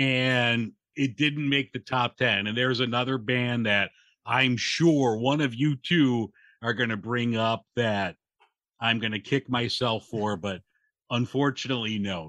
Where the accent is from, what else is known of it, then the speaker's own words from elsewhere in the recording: Chicago, Illinois, United States; even though I'm a Chicagoan true and true